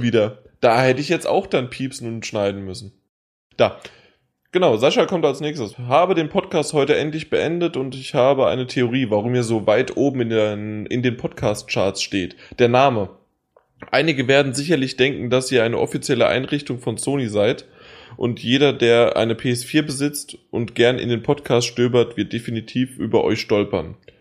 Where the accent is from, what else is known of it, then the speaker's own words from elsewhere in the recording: Hesse, Germany; ich bin Hesse.